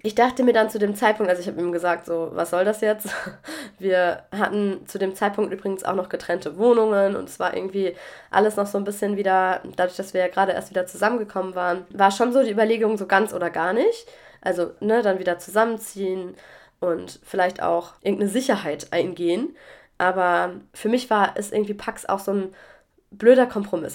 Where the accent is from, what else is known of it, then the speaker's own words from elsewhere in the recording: Germany; also born or lived in Mannheim; now in France; auch wenn es jetzt mein Heimatland ist